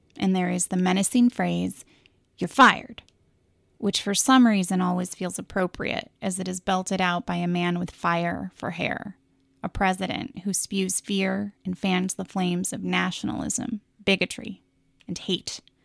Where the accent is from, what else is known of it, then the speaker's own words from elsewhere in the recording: Pacific Northwest, United States; also born or lived in Seattle; As a person born and raised in the Pacific Northwest